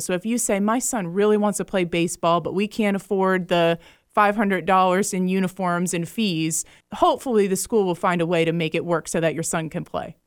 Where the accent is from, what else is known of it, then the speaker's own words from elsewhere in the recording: Jacksonville, Florida, United States; I'm from Jacksonville, Florida, and I went to Catholic school up there. I'm a graduate of Bishop Kenny High School